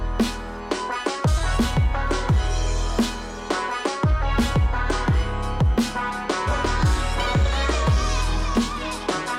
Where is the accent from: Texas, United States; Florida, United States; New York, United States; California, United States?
Florida, United States; Miami; I was born and raised in Miami